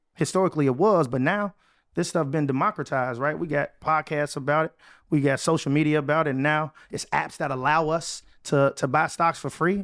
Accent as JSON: {"language": "English", "town": "Chicago", "region": "Illinois", "country": "United States", "tie": "born or raised there", "moved": "as an adult", "said": "I was able to move back to my hometown, Chicago."}